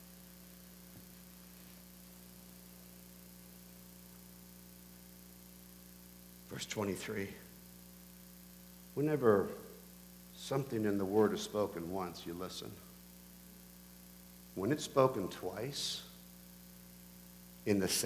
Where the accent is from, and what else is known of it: Canada